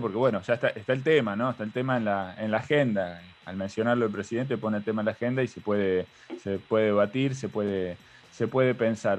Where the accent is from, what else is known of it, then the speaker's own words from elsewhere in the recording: Argentina; cómo somos los argentinos culturalmente